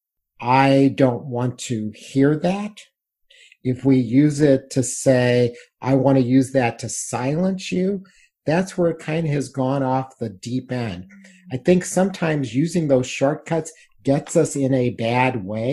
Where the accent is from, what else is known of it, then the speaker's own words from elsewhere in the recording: United States; I'm embarrassed as an American